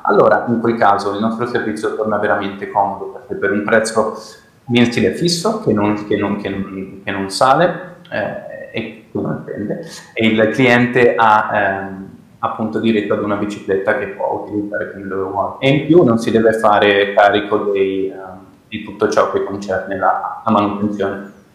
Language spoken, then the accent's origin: Italian; Milan, Lombardy, Italy; sono nato e cresciuto a Milano